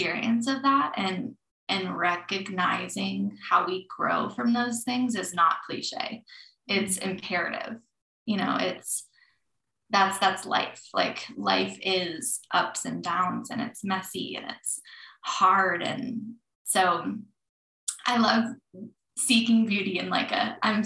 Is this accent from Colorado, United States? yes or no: yes; Colorado, United States; Growing up in Colorado